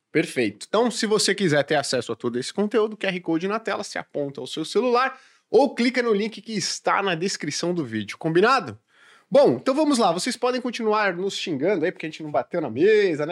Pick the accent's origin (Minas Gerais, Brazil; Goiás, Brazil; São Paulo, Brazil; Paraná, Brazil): São Paulo, Brazil; nós que somos de São Paulo